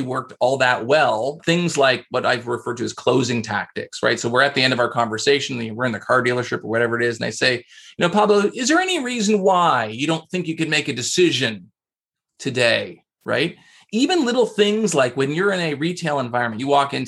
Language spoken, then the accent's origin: English; Canada; I'm Canadian, so I say process